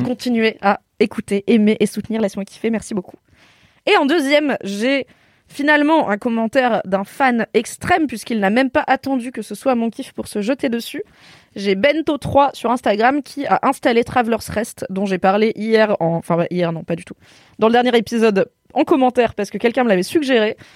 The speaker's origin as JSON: {"language": "French", "area": "Drôme", "region": "Auvergne-Rhône-Alpes", "country": "France", "tie": "born or raised there", "said": "c'est donc dans la Drôme là où j'ai grandi"}